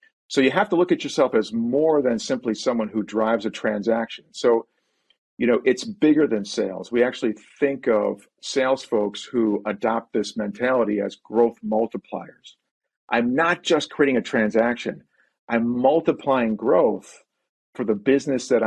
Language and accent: English; Buffalo, New York, United States; we grew up in Buffalo, New York, and that's where the family settled